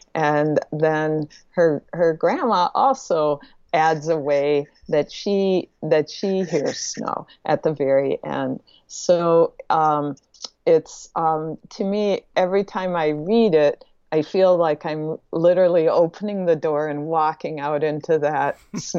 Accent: Midwest, United States; also born or lived in Wisconsin / Minnesota; And also of growing up in the Midwest, where snow was pretty much half of your year in Wisconsin and Minnesota.

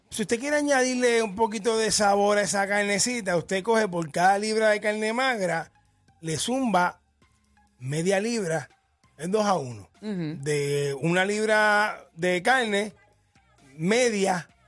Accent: Carolina, Puerto Rico; Papi, papi, te digo, yo soy de Carola como tú, papi.

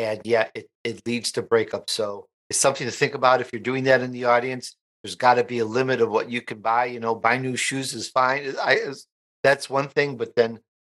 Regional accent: Sicily, Italy; moved away; I was born in Sicily, Italy

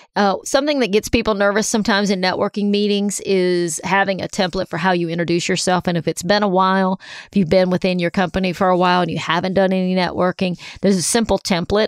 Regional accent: Columbia, South Carolina, United States; moved away; also born or lived in Big Canoe, Georgia; Columbia, South Carolina, my hometown.

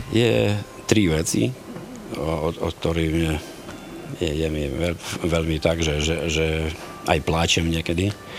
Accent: Ukraine

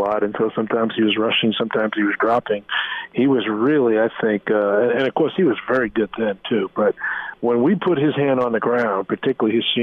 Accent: New York City, New York, United States; now in Nebraska, United States; I'm originally from New York City, and I lived there for a while

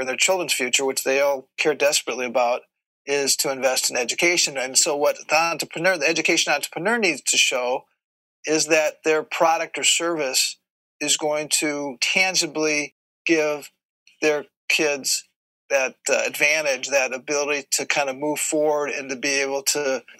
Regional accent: Minneapolis, Minnesota, United States; I grew up in Minneapolis

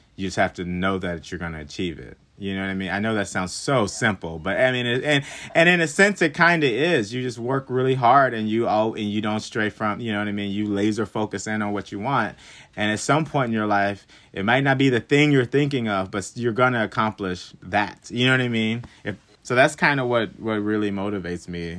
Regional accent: Hockley, Texas, United States; moved away as an adult; also born or lived in Webster Conservatory (college); now in New York City, United States; I'm originally from Houston, Texas. Um, I say Houston, Texas, but it's actually a little town right outside of Houston, Texas called Hockley. So I grew up on a ranch.

